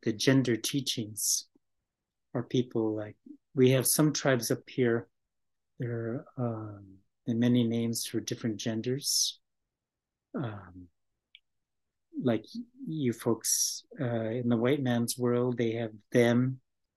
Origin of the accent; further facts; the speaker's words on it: United States; English is a second language; our people, Native American people